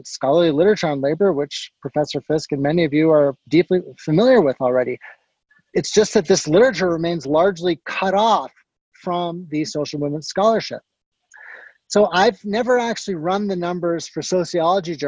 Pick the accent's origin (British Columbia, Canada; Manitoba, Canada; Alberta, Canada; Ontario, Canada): Ontario, Canada; Guelph; moved away; I grew up nearby in Guelph